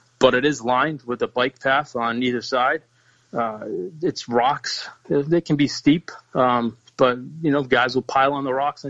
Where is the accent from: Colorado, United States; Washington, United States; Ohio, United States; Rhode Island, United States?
Rhode Island, United States; moved away as an adult; now in Massachusetts, United States; I grew up in Rhode Island, moved to Massachusetts about 10 years ago